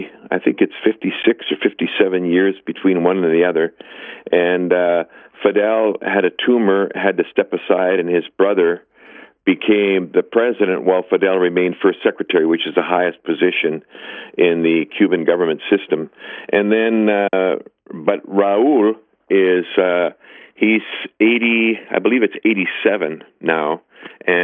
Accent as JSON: {"language": "English", "country": "Canada"}